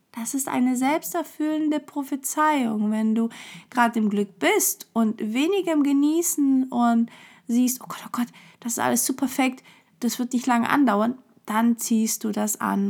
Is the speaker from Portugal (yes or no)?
yes; Portugal; ich bin halt Portugiese, das liegt irgendwie meiner Kultur